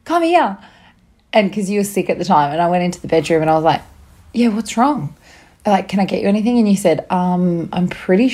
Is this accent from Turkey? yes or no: no; Bathurst, New South Wales, Australia; moved away; my hometown of Bathurst in New South Wales